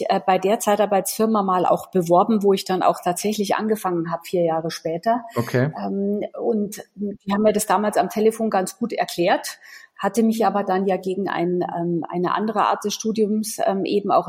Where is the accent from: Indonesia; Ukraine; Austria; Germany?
Germany; Munich, Bavaria; ich komme aus München